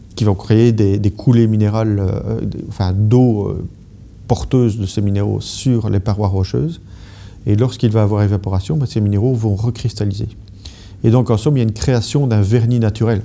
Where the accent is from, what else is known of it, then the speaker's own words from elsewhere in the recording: Brussels, Brussels-Capital Region, Belgium; en tant que Belge, Et, et bruxellois